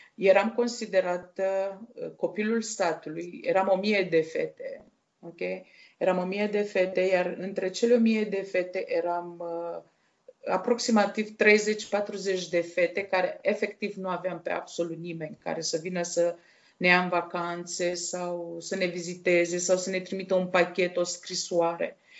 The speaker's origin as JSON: {"language": "Romanian", "town": "Iași", "region": "Iași County", "country": "Romania", "tie": "born or raised there", "also_born_or_lived": "Maglavit, Dolj County, Romania", "said": "au decis să se despartă și să mă încredințeze unei case de copii din uh, Iași, la școala specială pentru fete"}